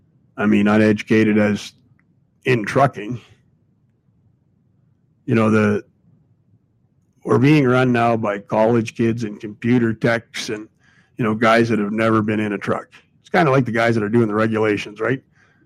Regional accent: Ireland; I'm Irish, fella, so, you know, a lot of things come into me as related to the Irishman.

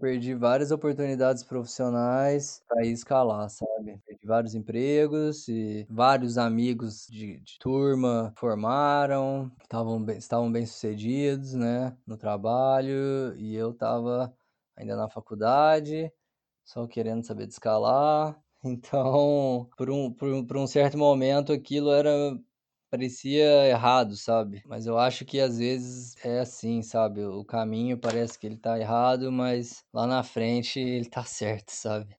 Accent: Uberlândia, Minas Gerais, Brazil; Nasci em Uberlândia

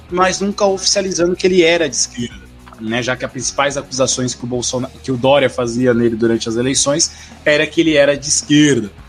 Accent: São Paulo, Brazil; a gente como paulistano.

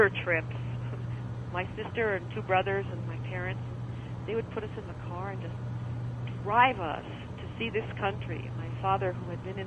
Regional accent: New York City, New York, United States; I grew up in Brooklyn, which makes you about as Jewish as you can get without actually being Jewish.

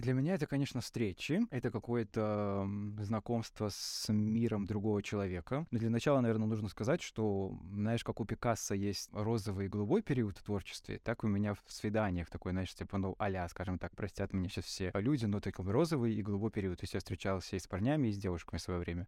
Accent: Krasnopolye, Mogilev Region, Belarus; now in Mogilev, Belarus; я вырос в Краснополе, я вырос прямо в городском поселке маленьком. То есть я в Могилеве переехал, наверное, 20 с чем-то мне было

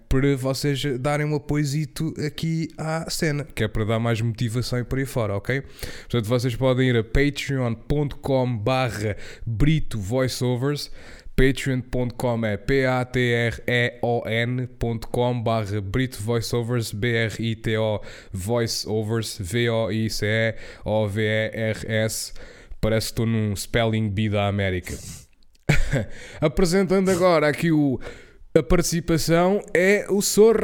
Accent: Portugal; eu fui à Inglaterra e foi a primeira vez que eu saí de Portugal

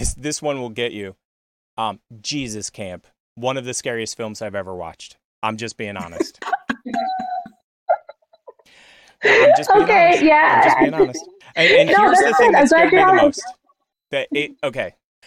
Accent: Pennsylvania, United States; I come from Pennsylvania

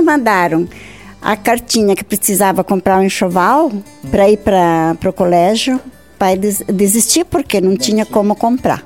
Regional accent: Joaçaba, Santa Catarina, Brazil; moved away as an adult; now in Barra Grande, Brazil; em Santa Helena, município de Joaçaba

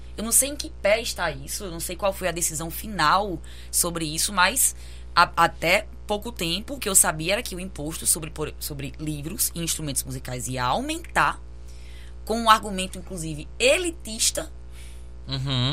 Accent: Brazil; enquanto brasileira que vive isso

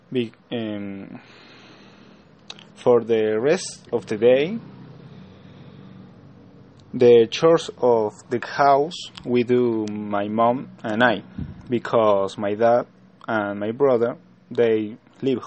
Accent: Salta, Argentina; English is a second language; I'm from Argentina, Salta

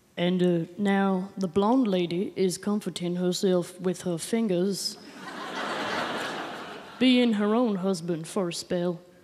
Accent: Adelaide, South Australia, Australia; I'm 19 and I'm from Adelaide.

